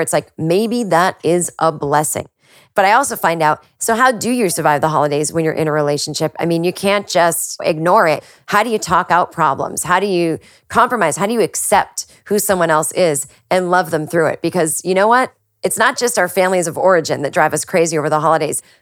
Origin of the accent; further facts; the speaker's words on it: Massachusetts, United States; moved away as an adult; also born or lived in New York; now in Los Angeles, United States; I, I did go okay. back to Massachusetts